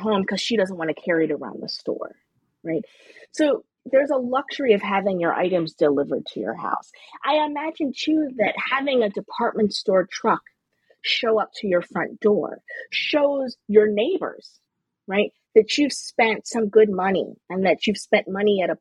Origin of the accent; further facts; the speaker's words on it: Baltimore, Maryland, United States; I'm from Baltimore